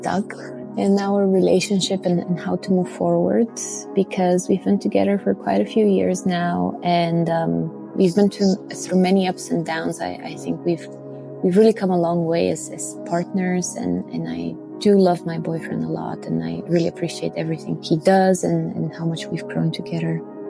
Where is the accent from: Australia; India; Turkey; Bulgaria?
Bulgaria; English is a second language; now in Belgium; I'm originally from Bulgaria and I'm currently living in Belgium.